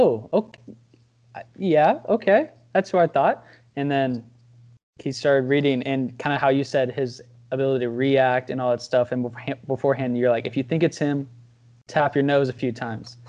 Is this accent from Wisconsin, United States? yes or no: yes; Wisconsin, United States; now in Texas, United States; I'm from Wisconsin